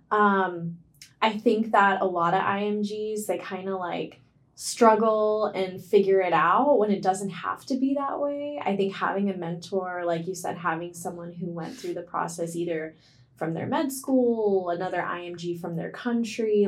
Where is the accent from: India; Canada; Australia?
India; now in United States; I'm Indian